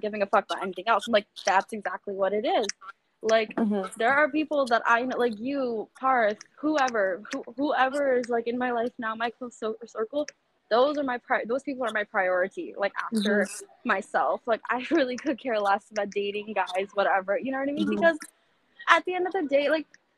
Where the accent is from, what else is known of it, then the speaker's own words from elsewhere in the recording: Florida, United States; now in New York, United States; I'm from Florida originally